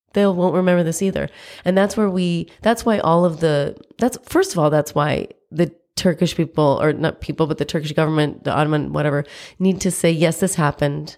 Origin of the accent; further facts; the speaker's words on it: United States; I'm American, I was born here